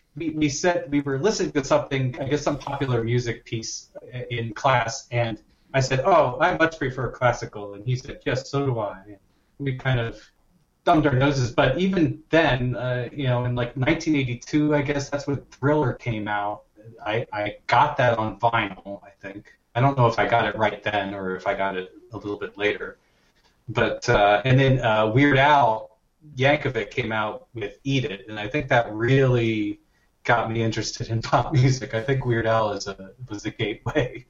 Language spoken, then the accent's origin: English; Lansdale, Pennsylvania, United States; also born or lived in Haddonfield, New Jersey; I'm from Philadelphia. Uh, that's where I grew up for the most part, uh, just outside of Philadelphia, uh, in uh, Lansdale, Pennsylvania, and Haddonfield, New Jersey